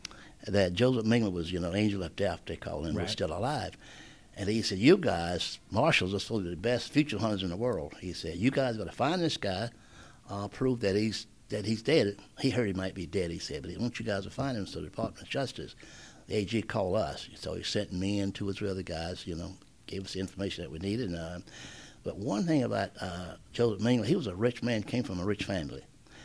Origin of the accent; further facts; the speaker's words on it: South Carolina, United States; I'm from South Carolina